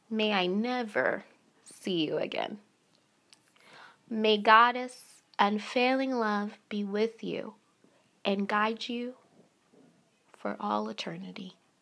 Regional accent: North Carolina, United States; moved away as an adult; also born or lived in Phoenix, Arizona; go back home safe to North Carolina, my home state.

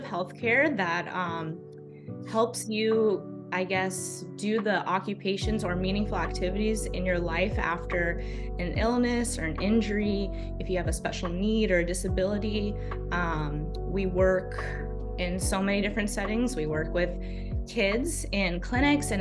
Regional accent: Los Angeles, California, United States; moved away as an adult; now in Maine, United States; I'm originally from Los Angeles, California

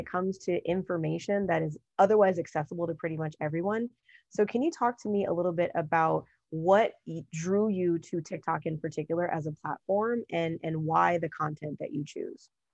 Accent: Los Angeles, California, United States; also born or lived in Apple Valley, California; I'm originally from Southern California and, you know, born and raised in the Los Angeles area, and when I was going into the seventh grade, we also left

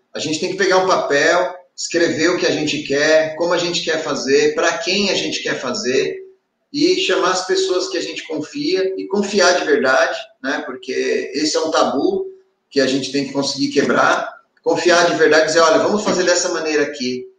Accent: Ribeirão Pires, São Paulo, Brazil; E eu sou de Ribeirão Pires, uma cidade que fica a 50 quilômetros da corretora

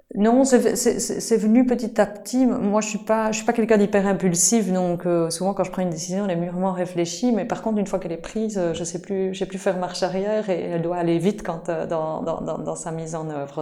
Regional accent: Liège, Wallonia, Belgium; je suis liégeoise d'origine et j'habite toujours à Liège d'ailleurs

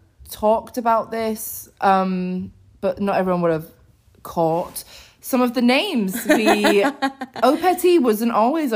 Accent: United Kingdom; moved away as an adult; now in United States; we're British

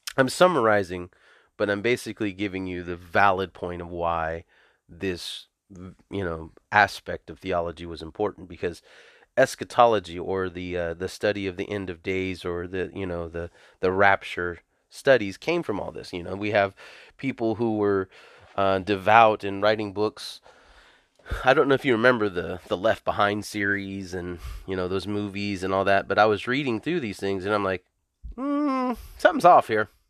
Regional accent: the South, United States; also born or lived in California; I come from the South.

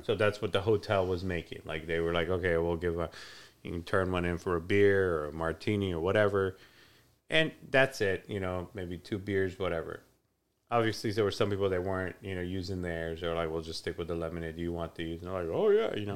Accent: Iran; moved away; when I was growing up in Iran

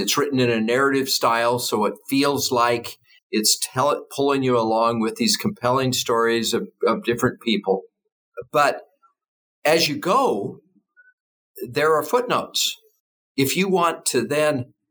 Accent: United States

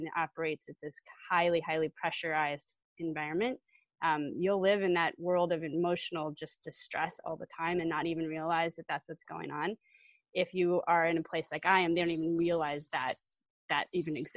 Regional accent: Colorado, United States; now in Wisconsin, United States; I'm from Colorado originally, but we live in Wisconsin

